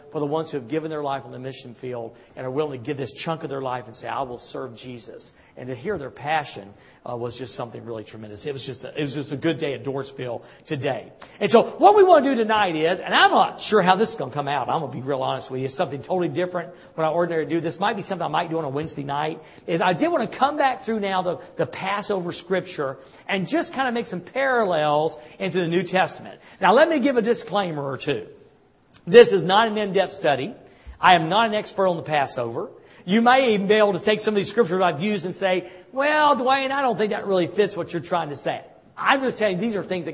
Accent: the South, United States; I'm from the South.

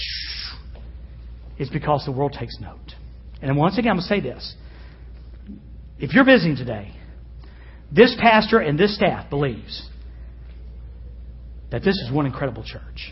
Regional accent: the South, United States; I was raised in the South

